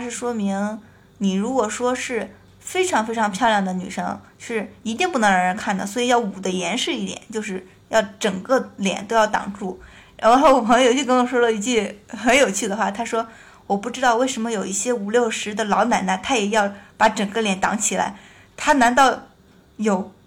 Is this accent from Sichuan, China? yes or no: no; Qingdao, Shandong, China; moved away; also born or lived in Beijing; 我是青岛人，我本身对海可能有一种特殊的感情